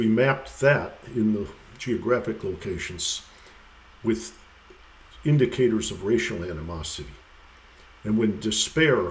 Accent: Detroit, Michigan, United States; my hometown of Detroit

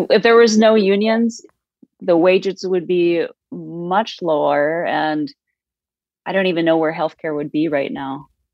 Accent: South Dakota, United States; I'm from South Dakota

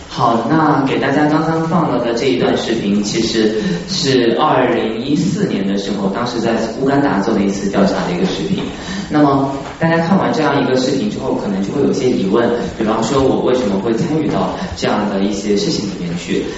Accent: China; 我们中国人

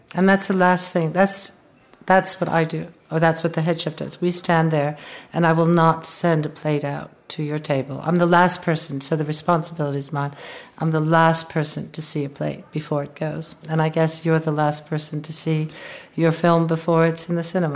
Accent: United States; growing up in the United States

